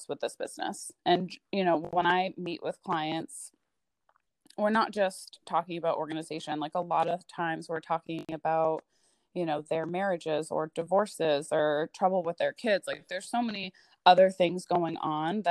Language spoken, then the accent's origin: English; southern New Hampshire, United States; moved away as an adult; also born or lived in Boston area, Massachusetts; now in Maine, United States; I moved to southern New Hampshire when I was, I think, like 10. So I lived there until I was about 18